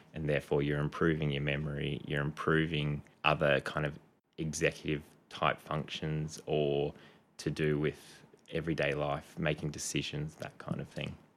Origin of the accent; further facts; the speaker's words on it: Canberra, Australian Capital Territory, Australia; moved away as an adult; also born or lived in Townsville; now in Gold Coast, Australia; I grew up mostly in Canberra. I was born in Townsville, um, and then when I was six, family moved down to Canberra.